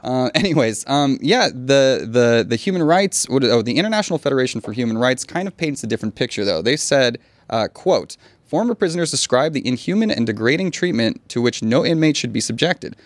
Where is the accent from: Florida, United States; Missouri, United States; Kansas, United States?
Florida, United States; now in Thailand; I'm from Florida